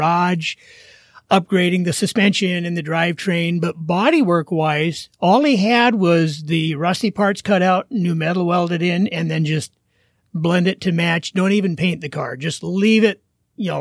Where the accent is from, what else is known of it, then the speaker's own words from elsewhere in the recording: Oregon, United States; also born or lived in Wyoming; now in Wisconsin, United States; I grew up in Oregon, but we're out in Wisconsin now.